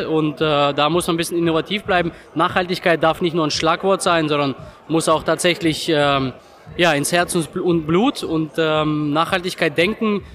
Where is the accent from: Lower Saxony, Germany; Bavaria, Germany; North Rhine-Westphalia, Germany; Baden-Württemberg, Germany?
Baden-Württemberg, Germany; Freiburg im Breisgau; Ich komme aus Freiburg in Breisgau, die südlichste Großstadt in Deutschland